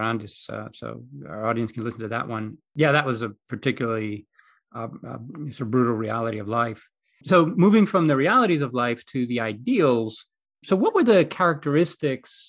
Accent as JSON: {"language": "English", "country": "Greece", "tie": "born or raised there", "said": "when I was growing up in Greece"}